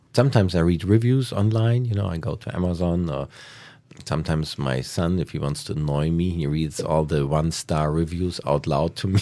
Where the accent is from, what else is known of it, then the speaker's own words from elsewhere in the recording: Hamburg, Germany; also born or lived in United States / Asia / Berlin; now in Potsdam, Germany; I'm from Hamburg.